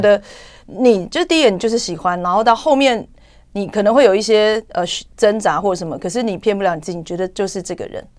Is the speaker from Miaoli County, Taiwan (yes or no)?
no; Taichung, Taiwan; also born or lived in Nan'ao, Yilan County, Taiwan; 我从小四岁，因为我是在南澳部落长大，没有，呃，呃，呃，出生，可是我四岁因为我爸工作关系，我们就到台中市。哦，就也来南澳，搬到台中市。对，对，所以大概一直到大， 呃，大学